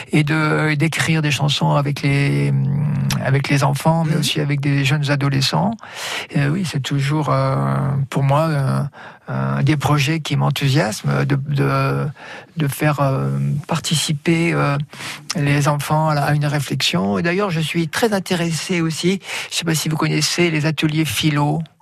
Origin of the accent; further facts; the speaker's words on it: Auvergne-Rhône-Alpes, France; On n'est pas de, on n'est pas de nulle part. On est de, mm. Saint-Éloi, on est de la Côte-Ferrandon